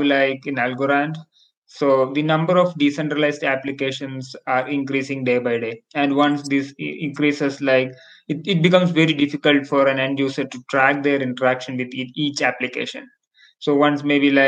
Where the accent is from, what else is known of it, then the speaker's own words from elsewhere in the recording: India; I'm from India